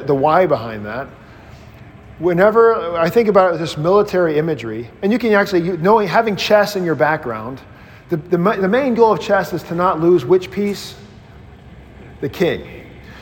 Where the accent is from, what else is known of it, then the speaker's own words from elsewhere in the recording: Mississippi, United States; I grew up in Mississippi in Baptistville